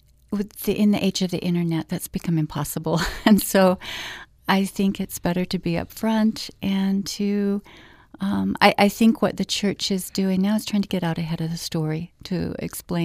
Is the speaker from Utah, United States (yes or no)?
yes; Orem, Utah, United States; I grew up in Orem, Utah, in a Latter-day Saint family